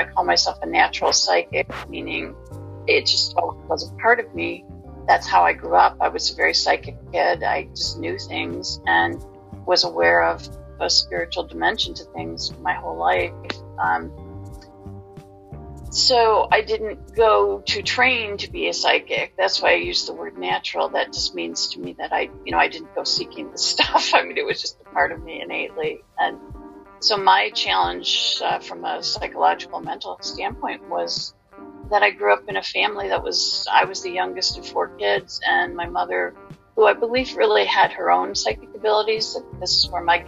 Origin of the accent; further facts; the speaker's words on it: Detroit, Michigan, United States; moved away as an adult; now in Massachusetts, United States; I'm from the Midwest originally. I grew up around Detroit, Michigan, and came out here about 30 plus years ago now